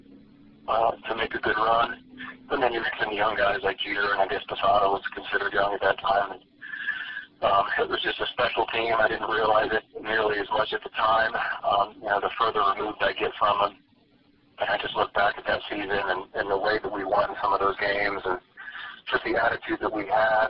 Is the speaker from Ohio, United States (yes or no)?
yes; Cleveland, Ohio, United States; I grew up in Cleveland, so Milwaukee wasn't too far away